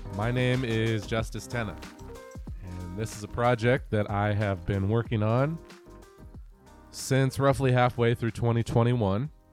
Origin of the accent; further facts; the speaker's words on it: Greater Puget Sound area, Western Washington, United States; also born or lived in Pennsylvania / Iowa / New Jersey; I was born and raised here in Western Washington, uh, in the Greater Puget Sound area